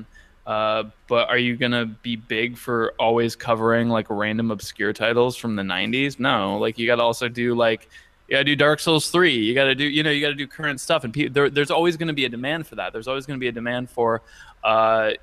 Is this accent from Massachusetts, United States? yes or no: yes; Western Massachusetts, United States; now in San Diego, United States; Now I live in San Diego, but yes, I was originally from Western Massachusetts